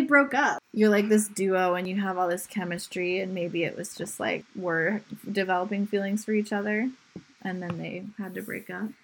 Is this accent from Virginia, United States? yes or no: yes; Southern Virginia, United States; We're from Southern Virginia.